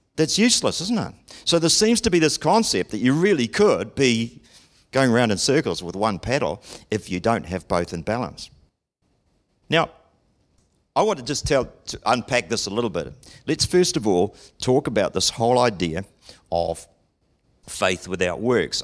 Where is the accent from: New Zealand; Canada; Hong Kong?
New Zealand; Auckland; growing up in Auckland, the City of Sales